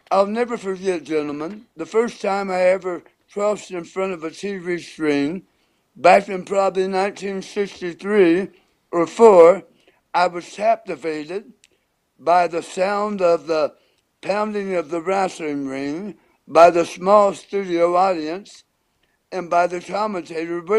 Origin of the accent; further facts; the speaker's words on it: Chillicothe, Ohio, United States; my hometown, Chillicothe, Ohio